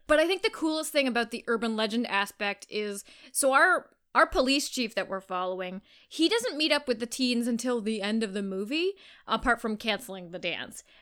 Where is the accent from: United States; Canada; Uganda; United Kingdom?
Canada; accent: Canadian